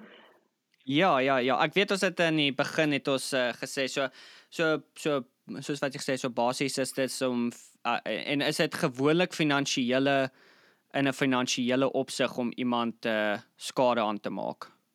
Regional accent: Bloemfontein, Free State, South Africa; ek obviously ja in Bloemfontein groot geword

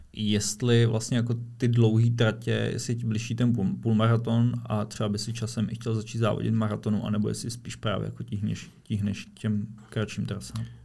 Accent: Prague, Czechia; jako Pražák

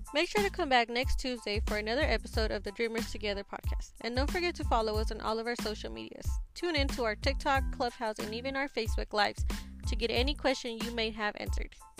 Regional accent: Texas, United States; also born or lived in Mexico; I grew up in Texas

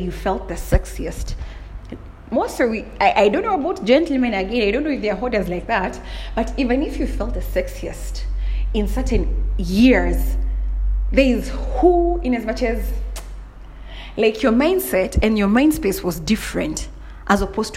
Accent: Kenya; I'm from Kenya

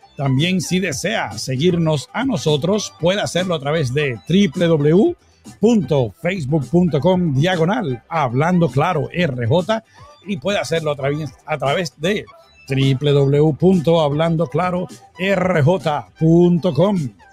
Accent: Puerto Rico; moved away; allá en mi tierrita bella, Puerto Rico

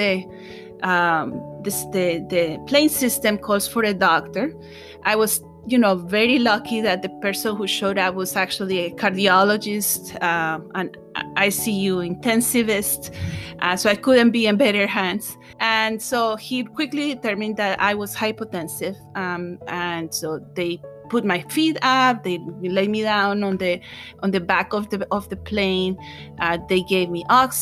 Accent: Bogota, Colombia; moved away as an adult; also born or lived in New York; my hometown of Bogota

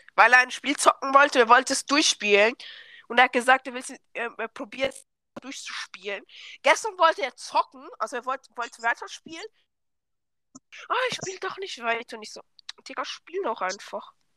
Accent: Switzerland; accent: Swiss German; Ja, ich komme aus der Schweiz

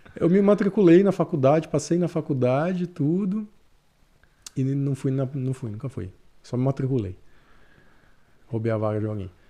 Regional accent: Jaci, São Paulo, Brazil; moved away as an adult; now in Canada; Eu sou de uma cidade do interior de São Paulo.

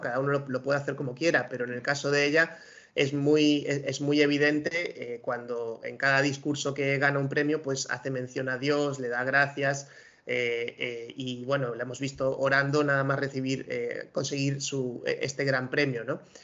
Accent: Spain

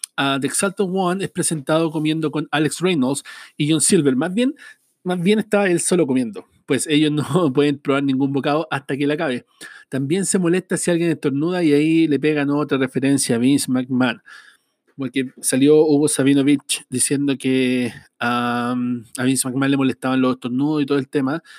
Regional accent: Chile; Yo soy de Chile

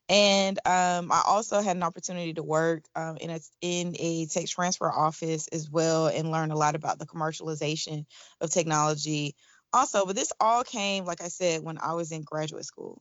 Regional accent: Atlanta, Georgia, United States; now in Washington, D.C., United States; I'm originally from Atlanta, Georgia, and I am currently based in Washington, D C

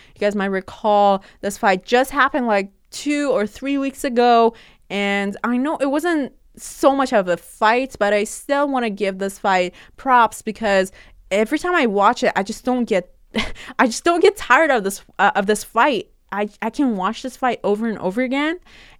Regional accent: Canada; especially as a Canadian fan, I will just root for you no matter what, man.

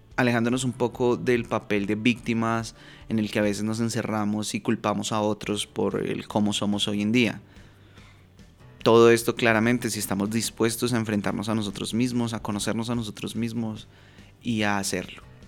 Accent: Bogotá, Colombia; moved away as an adult; now in Medellín, Colombia; viviendo en una ciudad que no es eh, en la que nací. Yo soy de Bogotá, Colombia, y actualmente vivo en Medellín.

